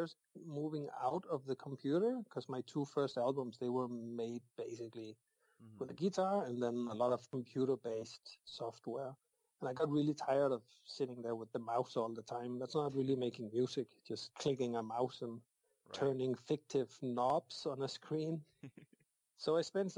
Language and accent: English; Denmark; I'm from the mainland of Denmark